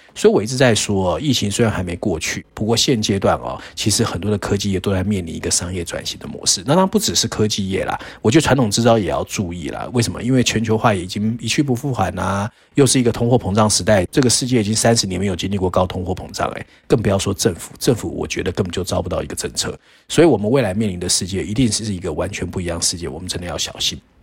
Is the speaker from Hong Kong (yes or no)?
no; Taiwan; 所谓我们台湾人很多很习惯的叫车啦、外送服务